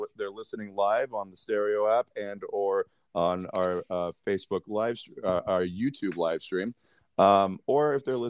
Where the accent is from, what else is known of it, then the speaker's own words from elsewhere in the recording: New York City, New York, United States; now in Michigan, United States; from Brooklyn, New York, currently out in the dirty mitten of Michigan.